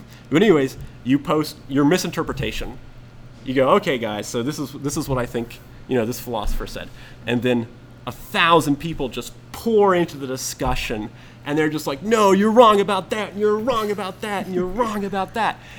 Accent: Atlanta, Georgia, United States; I was born, raised in Atlanta I'd say for about 10 years

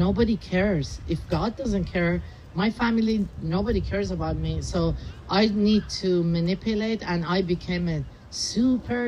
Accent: Tehran, Tehran Province, Iran; moved away; I was born and raised in Tehran, Iran

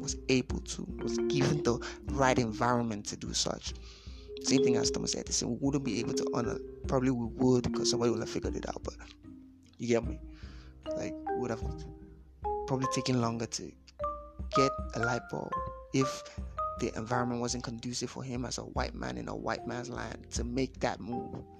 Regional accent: Lagos, Nigeria; Born and bred in Lagos

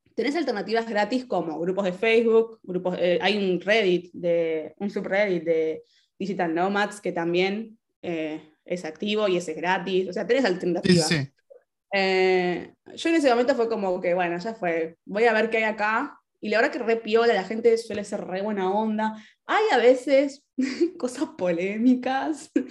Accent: Argentina; also born or lived in Spain; now in Italy; soy ciudadana argentina, residente de Argentina.

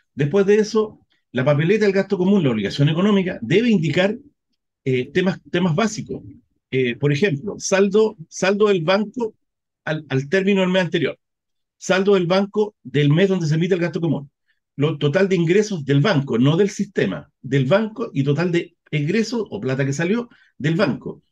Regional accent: Chile; estamos en Chile, nosotros sabemos cómo somos los chilenos

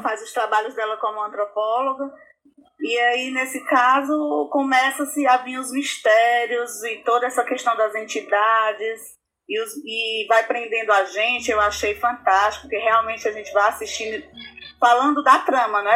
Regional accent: Brazil; eu, que sou brasileira

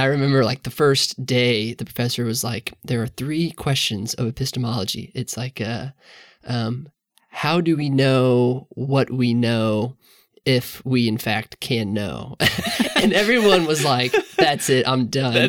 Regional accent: the Northland, Missouri, United States; I grew up in the Northland, uh, north of the river

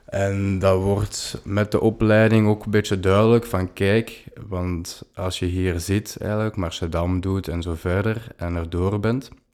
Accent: Leuven, Flanders, Belgium; ik ben afkomstig van Leuven

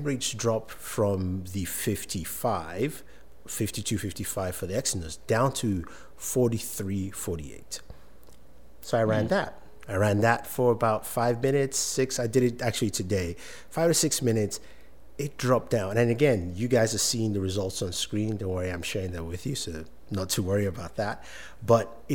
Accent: Nigeria; As a Nigerian

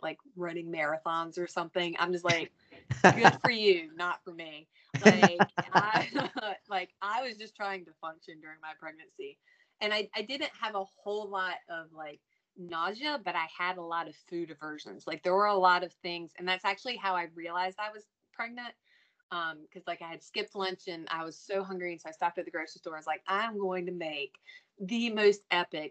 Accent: North Carolina, United States; I'm from North Carolina

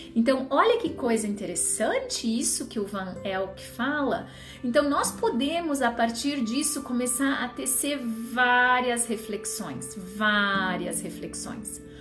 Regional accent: Rio Grande do Sul, Brazil; o Rio Grande do Sul, minha terra

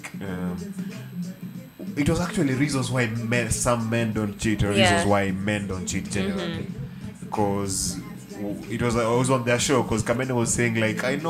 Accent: Nyanza, Kenya; I come from a culture, I'm from the Luo Nyanza. So that part of the country

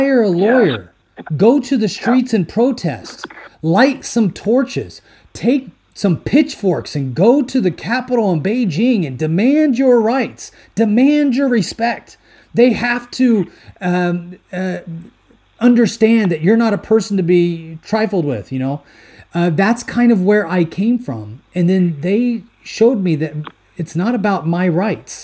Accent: United States; moved away as an adult; now in Sweden; being born and raised in the U.S., United States, having a military background

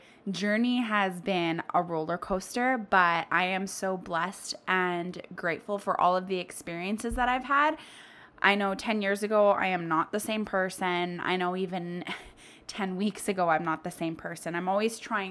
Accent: Winnipeg, Manitoba, Canada; I am from Winnipeg. That is in Canada, so we are a snowy little city.

